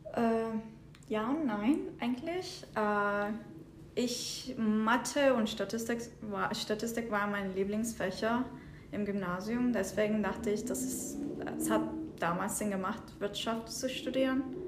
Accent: southern Turkey, Turkey; moved away as an adult; also born or lived in Istanbul, Turkey / Zurich, Switzerland / Michigan, United States; now in Detroit, United States; ich komme ursprünglich aus der Türkei, aus dem Süden. Äh, meine Eltern wohnen immer noch dort. Äh, es ist eine kleine Stadt, heißt Ufa. Äh, als ich 14 war, bin ich aufs Internat nach Istanbul gegangen

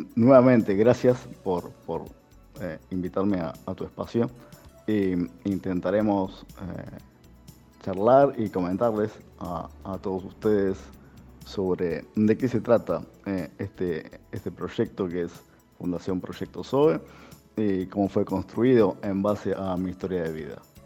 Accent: Argentina; soy argentino, tengo 44 años

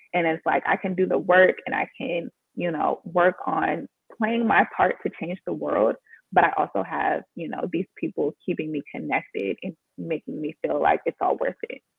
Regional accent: Washington, District of Columbia, United States; moved away as an adult; also born or lived in Los Angeles, California; I'm from Washington, D.C.

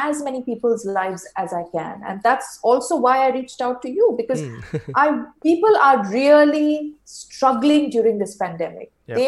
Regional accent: India; moved away as an adult; now in Singapore; I'm originally from India, and now I live in Singapore. I've been here since the last 7 years.

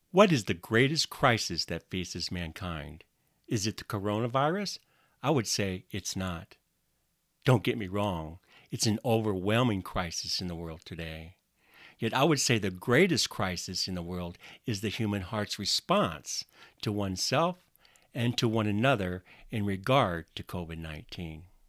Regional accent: Northwest Iowa, United States; now in Washington, United States; I grew up in Northwest Iowa, in a small community, in a very conservative part of the country

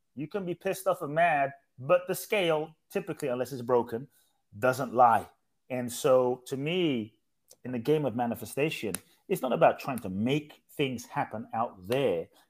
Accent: London, United Kingdom; also born or lived in Ghana / Mexico; now in United States; I grew up in London

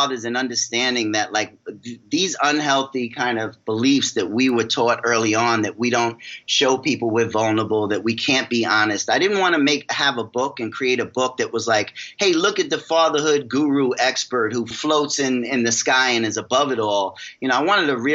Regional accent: New York, United States; I'm from New York

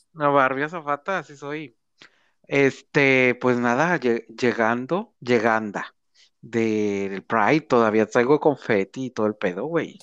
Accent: Monterrey, Nuevo León, Mexico

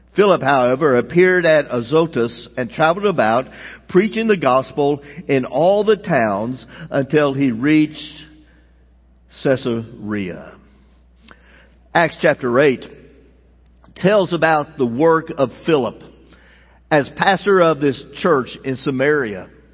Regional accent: United States; as American citizens

